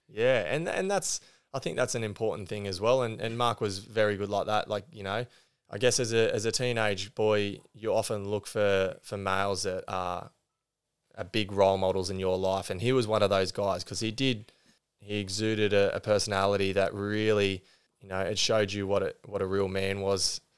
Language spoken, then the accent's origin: English; Green Point, New South Wales, Australia; also born or lived in Sydney; I grew up on the Central Coast. Uh, we moved here from Sydney when I was, uh, just four. And so I, I lived in Green Point